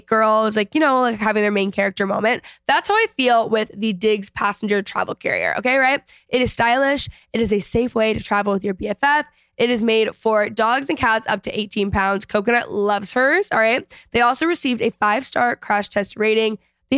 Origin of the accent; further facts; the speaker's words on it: McKinney, Texas, United States; I grew up in McKinney